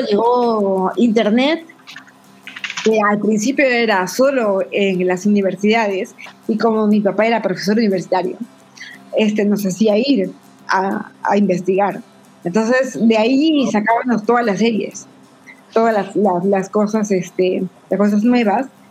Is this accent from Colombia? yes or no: no; Tacna, Peru; yo soy de Tacna, Perú. Eh, mi ciudad es frontera con Chile.